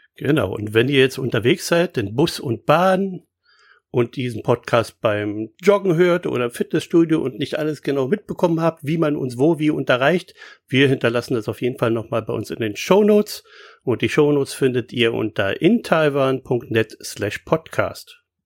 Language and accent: German; Berlin, Germany; als Berliner